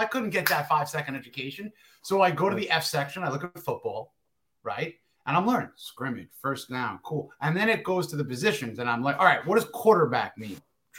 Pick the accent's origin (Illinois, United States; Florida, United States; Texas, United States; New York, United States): New York, United States; New York City; also born or lived in Long Island, New York; I was from Queens. So, like, you know, right outside of New York City. And then early on in my life, we moved out and around 9 years old to Long Island.